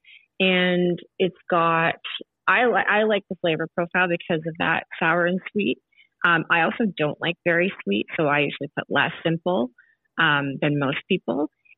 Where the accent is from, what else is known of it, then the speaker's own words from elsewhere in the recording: Canada; I'm born and raised in Canada, my parents are from Chile